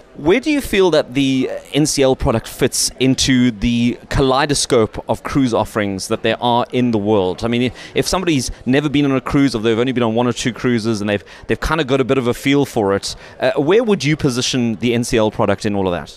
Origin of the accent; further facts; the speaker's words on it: South Africa; we're South African